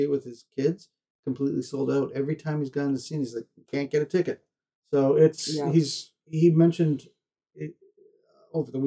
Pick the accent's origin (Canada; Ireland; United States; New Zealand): Canada; being a Canadian